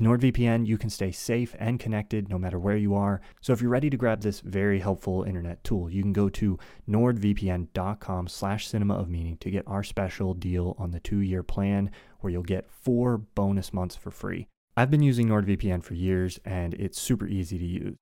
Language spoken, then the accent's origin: English; United States; as an American